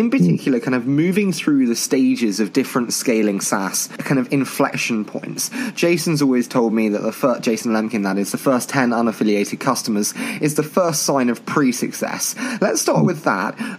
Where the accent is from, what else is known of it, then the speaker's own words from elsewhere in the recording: United Kingdom; being a Brit